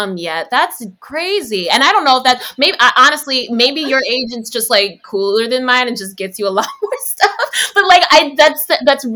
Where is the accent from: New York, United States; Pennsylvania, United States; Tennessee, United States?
New York, United States; New York City; I'm from the Bronx